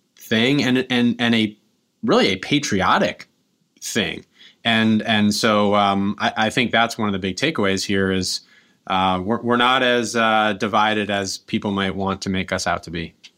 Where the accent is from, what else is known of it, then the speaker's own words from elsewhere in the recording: Kingston, New York, United States; I grew up here in Kingston, and, uh, my family's been here five generations